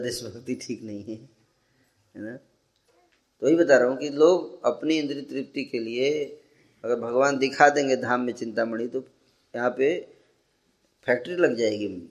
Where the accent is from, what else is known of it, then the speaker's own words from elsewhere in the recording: Bihar, India; moved away; जब बचपन में हम लोग तो बिहार में थे